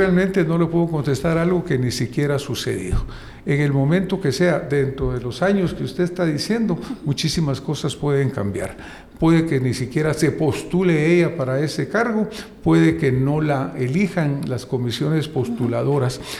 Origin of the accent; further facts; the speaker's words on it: Guatemala; nosotros como guatemaltecos